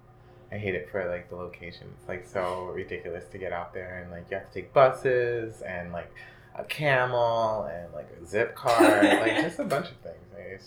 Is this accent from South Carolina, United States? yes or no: no; Bronx, New York, United States; born there; No, I was born in the Bronx, but I lived in like all five boroughs.